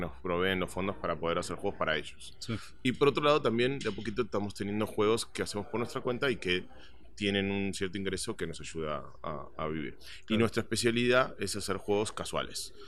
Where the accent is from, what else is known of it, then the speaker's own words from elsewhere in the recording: Buenos Aires, Argentina; moved away; yo soy originalmente de Argentina, eh, nací en Buenos Aires y desde muy chico ah, tenía una pasión por los videojuegos